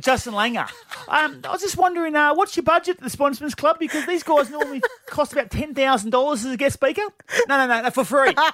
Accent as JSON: {"language": "English", "town": "Bassendean", "region": "Western Australia", "country": "Australia", "tie": "born or raised there", "said": "growing up in Bassendean, our family, huge Swan District supporters"}